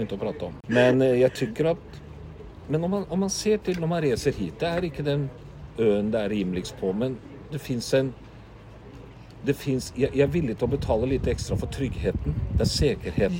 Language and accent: Swedish; Norway; Swedish is a second language; moved away; also born or lived in Oslofjord area; som norrman